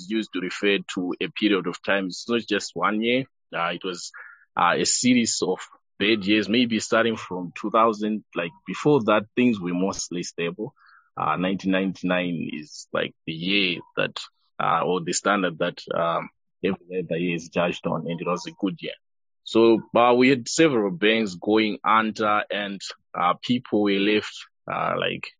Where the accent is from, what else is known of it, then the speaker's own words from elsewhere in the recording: Nyanga, Manicaland, Zimbabwe; I grew up in Yanga. The temperatures there are sub-zero